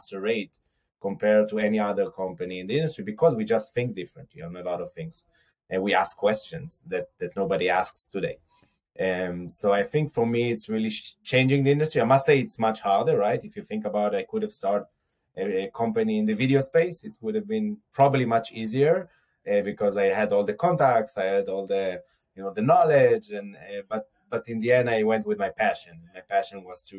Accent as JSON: {"language": "English", "area": "Har Adar, near Jerusalem", "region": "Jerusalem District", "country": "Israel", "tie": "born or raised there", "said": "I grew up in a small village in near Jerusalem called Harada."}